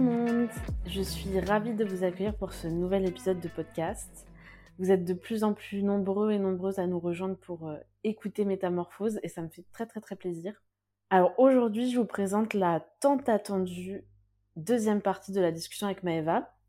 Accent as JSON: {"language": "French", "country": "France", "said": "on est français, nous"}